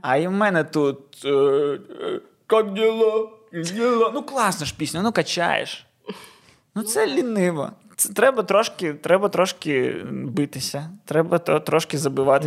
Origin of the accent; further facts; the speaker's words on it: Odesa, Odesa Oblast, Ukraine; ми українську розмовляємо, будучи людьми з Одеси